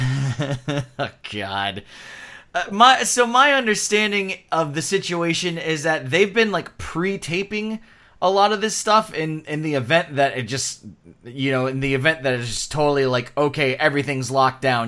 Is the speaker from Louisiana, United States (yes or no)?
no; Florida, United States; we're from Florida